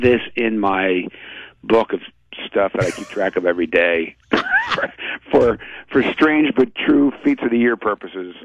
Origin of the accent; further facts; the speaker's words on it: Philadelphia, Pennsylvania, United States; moved away as an adult; also born or lived in Providence, Rhode Island; I grew up in Philadelphia reading some amazing sports writers